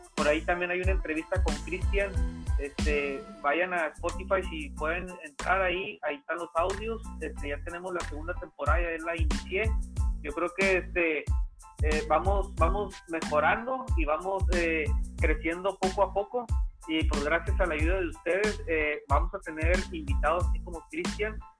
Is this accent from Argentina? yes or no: no; Mexico; los mexicanos siempre tenemos ese espíritu